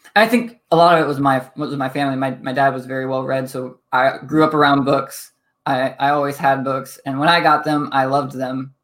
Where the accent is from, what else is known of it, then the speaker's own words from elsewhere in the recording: Toledo, Ohio, United States; also born or lived in Pennsylvania / Midwest; I grew up, uh, Toledo, Ohio